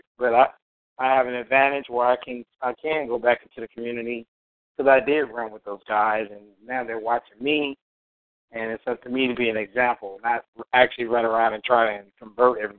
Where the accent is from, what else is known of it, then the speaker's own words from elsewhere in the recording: Arizona, United States; I grew up in the Black community that we do have out here.